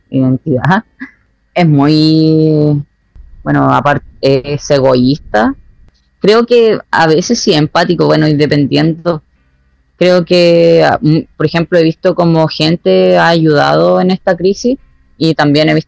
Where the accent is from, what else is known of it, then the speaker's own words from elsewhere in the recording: Osorno, Los Lagos, Chile; also born or lived in Viña del Mar; Sí, yo he vivido, bueno, siempre he vivido acá. Eh, hubo un momento en donde me fui de Osorno, pero volví.